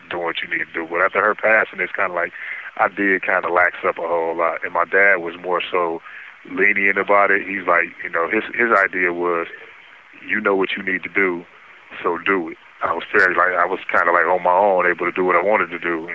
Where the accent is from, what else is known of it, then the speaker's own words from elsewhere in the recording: Detroit, Michigan, United States; I was born and raised in Detroit, Michigan. Spent my whole life in Detroit